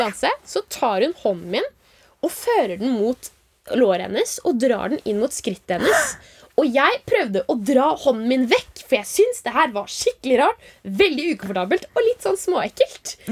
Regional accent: Oslo, Norway; moved away as an adult; now in Trondheim, Norway; var jeg jo hjemme i Oslo. Altså Jeg går jo på folkehøyskole i Trondheim, så jeg reiste jo hjem til Oslo

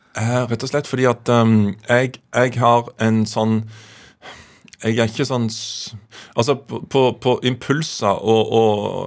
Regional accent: Kvassheim, Jæren, Rogaland, Norway; hjemme på Kvassheim på Jæren

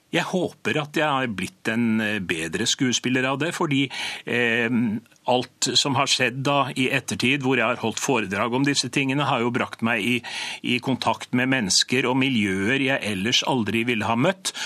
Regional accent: Byneset, Trøndelag, Norway; oppveksten på Byneset, i et trygt og fint og godt miljø

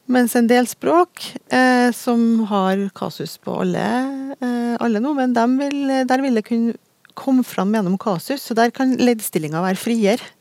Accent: Trøndelag, Norway; for at jeg er jo trønder sjøl

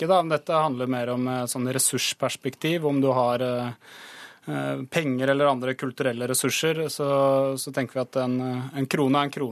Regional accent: Oslo, Norway; Da jeg vokste opp på Oslo østkant

